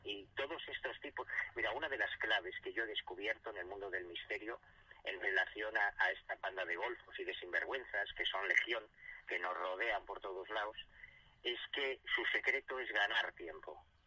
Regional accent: Galicia, Spain; yo soy gallego, yo vivo en Galicia

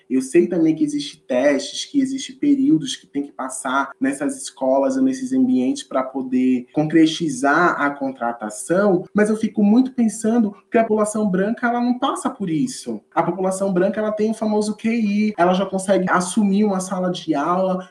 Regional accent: Northeast Region, Brazil; moved away; eu sou do Nordeste, não sei o quê, meu sotaque é assim mesmo

